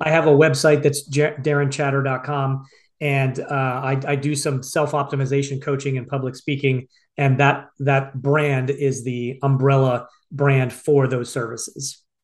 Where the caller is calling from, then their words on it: Phoenix, Arizona, United States; I'm calling you from Phoenix, Arizona